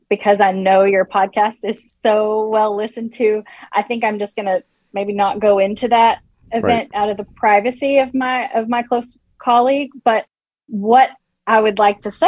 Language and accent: English; Nashville, Tennessee, United States; I am originally from Nashville, Tennessee